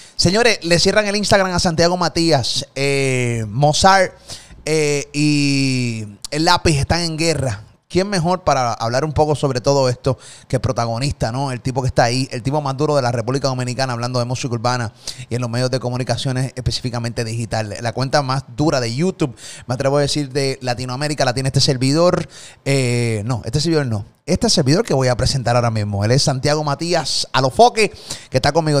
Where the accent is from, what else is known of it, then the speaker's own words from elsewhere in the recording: Puerto Rico; Yo soy de Puerto Rico